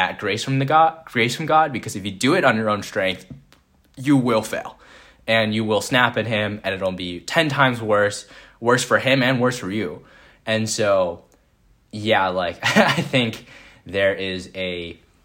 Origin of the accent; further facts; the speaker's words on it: Vancouver, British Columbia, Canada; moved away as an adult; also born or lived in Minneapolis, Minnesota; I was coming obviously from Vancouver, British Columbia